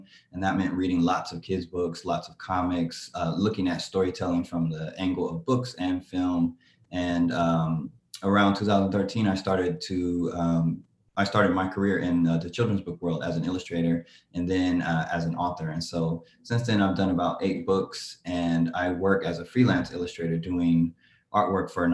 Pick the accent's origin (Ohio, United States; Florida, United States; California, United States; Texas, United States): California, United States; Oakland; I'm an illustrator from Oakland, California